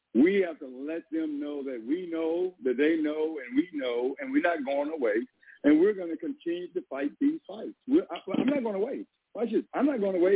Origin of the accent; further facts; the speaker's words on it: Southeast Texas, United States; I am a Texan. I grew up in uh, East Texas, Southeast Texas.